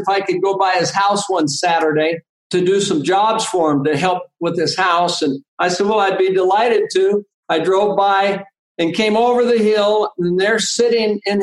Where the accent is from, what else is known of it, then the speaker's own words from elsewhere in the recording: San Francisco Bay Area, California, United States; I was raised in the San Francisco Bay Area.